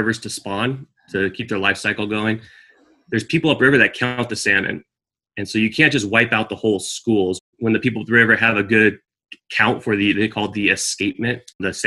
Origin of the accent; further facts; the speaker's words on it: California, United States; moved away as an adult; now in Alaska, United States; I grew up in California